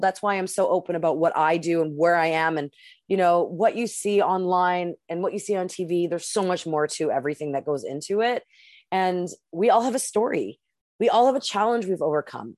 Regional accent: Canada; I'm the Canadian.

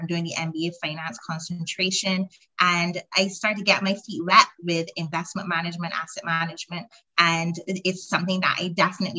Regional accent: Barbados; moved away as an adult; now in United Kingdom; from my accent, you can tell that I am not from the UK. I'm actually from Barbados, which is a small country in the Caribbean.

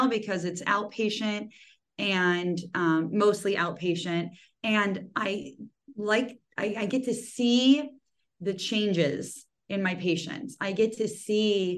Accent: Cleveland, Ohio, United States; moved away as an adult; also born or lived in Maryland / Chicago / Philadelphia; now in Los Angeles, United States; originally I'm from Cleveland. So yeah, nice Midwestern girl

